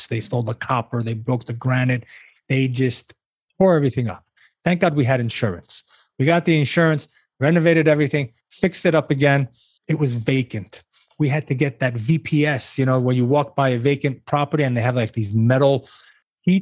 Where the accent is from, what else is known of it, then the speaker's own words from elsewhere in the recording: New York, United States; moved away as an adult; now in Florida, United States; being a New Yorker at birth and at heart